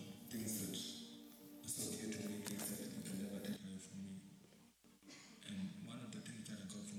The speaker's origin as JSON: {"language": "English", "region": "Nairobi", "country": "Kenya", "tie": "born or raised there", "said": "I was born in Matare, Nairobi, Kenya. I grew up hungry, and as a little boy, I went to the streets of Nairobi"}